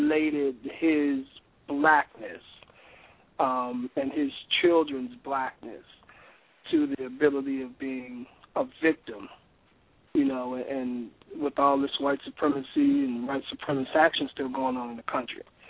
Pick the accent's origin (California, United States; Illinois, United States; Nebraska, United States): Illinois, United States; Chicago; moved away; also born or lived in West Palm Beach; my hometown of Chicago